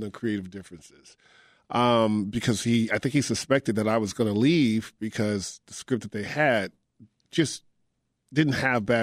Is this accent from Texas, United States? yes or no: yes; Texas, United States; because me growing up in Texas, I didn't know that Corsicana was the the the launch point or the launch pad